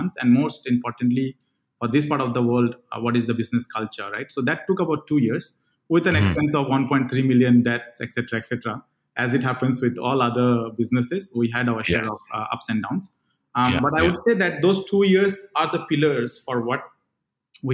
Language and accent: English; Andaman and Nicobar Islands, India; moved away as an adult; also born or lived in Bangalore, India; I come from a place from India, a very small island called Andaman and Nicobar Islands